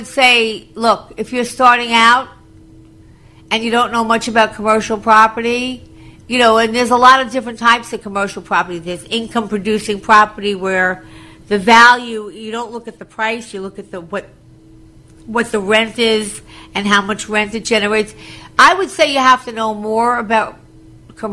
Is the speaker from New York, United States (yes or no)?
yes; Long Island, New York, United States; also born or lived in Florida; I was from Long Island